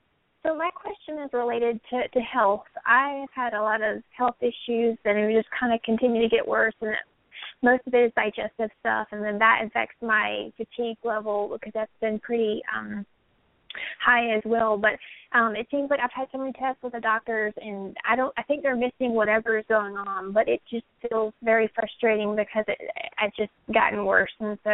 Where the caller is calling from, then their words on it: San Diego, California, United States; and I'm calling from San Diego area.